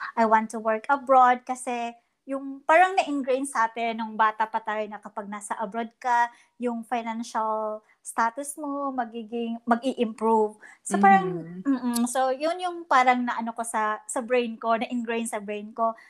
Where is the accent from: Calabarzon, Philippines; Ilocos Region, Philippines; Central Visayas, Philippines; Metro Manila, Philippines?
Central Visayas, Philippines; Bohol; moved away as an adult; also born or lived in Cebu; now in Toronto, Canada; so I'm a Boholano. I was born and I started in Bohol